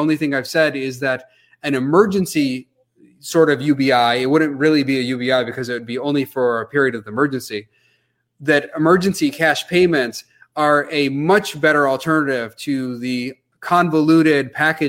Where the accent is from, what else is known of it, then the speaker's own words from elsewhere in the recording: Grand Rapids, Michigan, United States; I was born in Grand Rapids, Michigan here. So I feel fortunate to have been born here